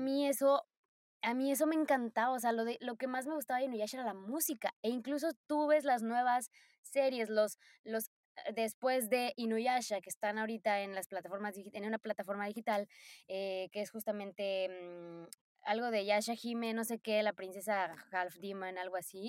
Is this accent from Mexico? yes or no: yes; Poza Rica, Veracruz, Mexico; moved away as an adult; now in Japan; soy de Poza Rica, Veracruz, orgullosa, orgullosamente, oye, orgullosamente jarocha